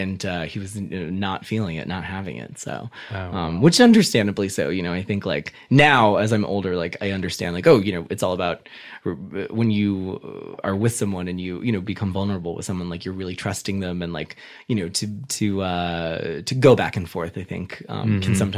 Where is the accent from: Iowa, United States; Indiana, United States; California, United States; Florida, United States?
California, United States; Covina; also born or lived in Hollywood, Los Angeles / New York; I was raised out in the San Gabriel Valley, in this little town called Covina.